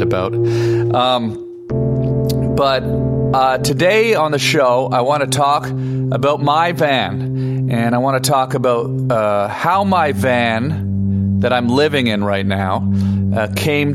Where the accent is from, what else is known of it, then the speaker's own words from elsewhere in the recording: Canada; now in Los Angeles, United States; I'm Canadian